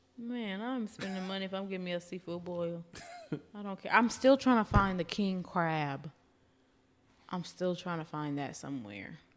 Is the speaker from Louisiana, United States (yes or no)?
yes; Louisiana, United States; now in Austin, United States; I'm originally from Louisiana, so we were, you know, pouring crawfish on the tables